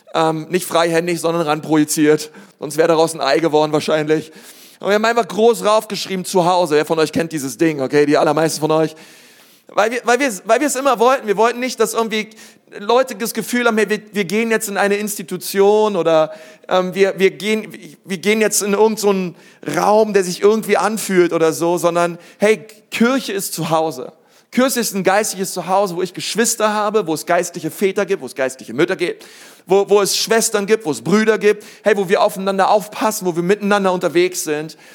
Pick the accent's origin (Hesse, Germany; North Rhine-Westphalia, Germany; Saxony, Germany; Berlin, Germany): Berlin, Germany; now in Nuremberg, Germany; ich komme aus Berlin